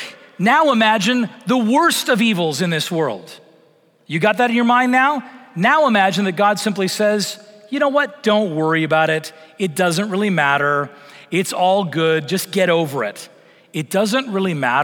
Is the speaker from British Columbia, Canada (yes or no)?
yes; Vancouver Island, British Columbia, Canada; I grew up in Vancouver Island on the west coast of Canada